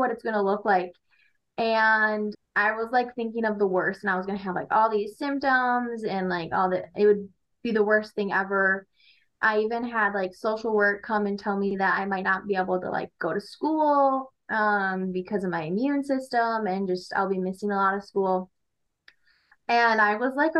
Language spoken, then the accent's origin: English; Armada, Michigan, United States; now in Shelby Township, United States; I am from Armada, Michigan. I live around Shelby Township currently